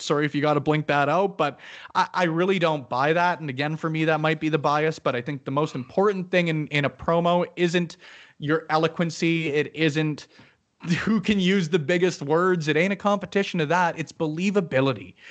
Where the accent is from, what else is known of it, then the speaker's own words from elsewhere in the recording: Canada; as a Canadian